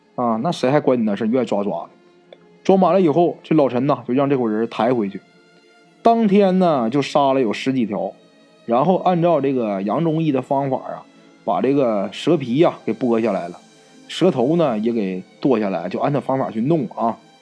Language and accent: Chinese; Northeast China, China; 咱们东北话叫野鸡脖子